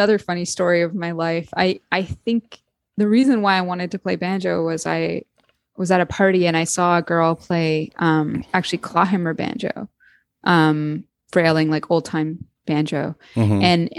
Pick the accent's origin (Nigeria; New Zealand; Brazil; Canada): Canada; We're both from Canada.